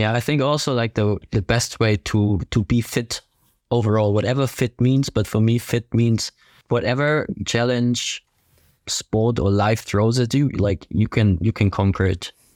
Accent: Ingolstadt, Bavaria, Germany; English is a second language; now in Herzogenaurach, Germany; I am from Ingolstadt in Germany, southern Germany. Currently live in Herzogenaurach, close to Nuremberg.

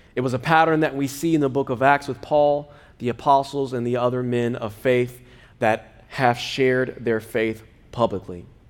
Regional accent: United States; I was born in America

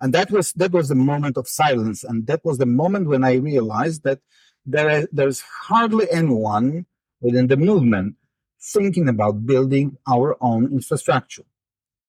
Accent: Poland; English is a second language; I was born and raised in Poland at the so-called real socialism era

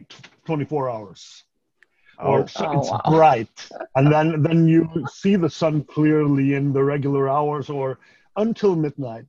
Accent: Iceland; moved away; also born or lived in California; I'm a 45-year-old Icelander by core

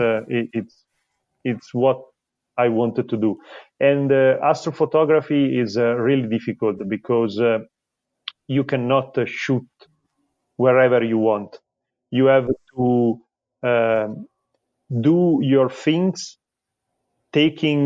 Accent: Milan, Lombardy, Italy; I'm a designer from Milan

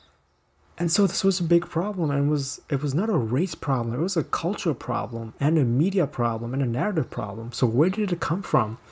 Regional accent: Pakistan; I am from Pakistan.

